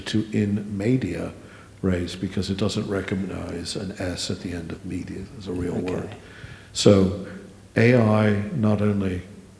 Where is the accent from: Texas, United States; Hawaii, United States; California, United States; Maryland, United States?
Maryland, United States; I come from Maryland, the land of Episcopalians and Jesuit-educated Catholics